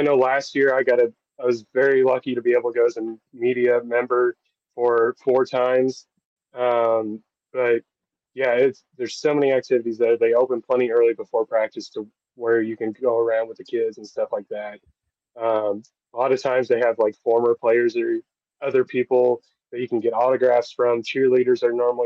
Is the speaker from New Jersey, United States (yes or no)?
no; Southern Indiana, United States; I grew up in Southern Indiana, born and raised